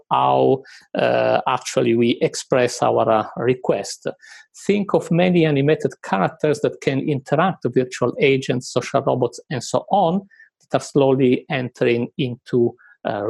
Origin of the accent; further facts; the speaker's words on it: Italy; moved away as an adult; now in United Kingdom; when I moved to the UK, I'm originally from Italy